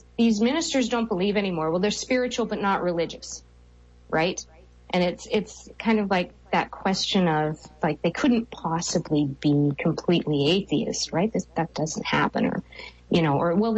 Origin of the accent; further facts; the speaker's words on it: Canada; I'm a Canadian.